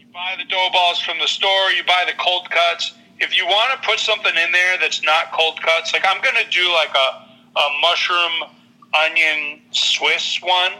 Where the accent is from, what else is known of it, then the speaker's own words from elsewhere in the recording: New England, United States; moved away; growing up in New England